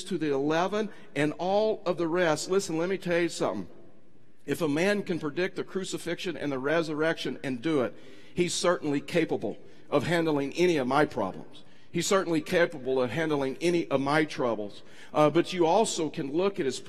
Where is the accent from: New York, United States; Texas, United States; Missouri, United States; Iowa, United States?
Texas, United States; East; I was raised in East Texas. I'm from Texas.